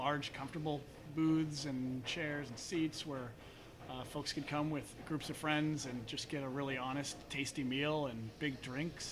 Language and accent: English; near Palo Alto, California, United States; now in San Francisco, United States; I'm from near Palo Alto. My parents have a restaurant down the peninsula, and they would take us traveling growing up through the Southwest